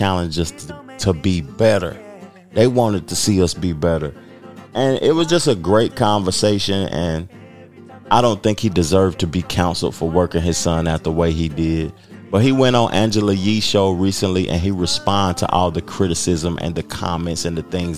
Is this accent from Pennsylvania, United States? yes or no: no; Knoxville, Tennessee, United States; now in the Carolinas, United States; I'm from the South. I'm from Tennessee, but I currently live in the Carolinas.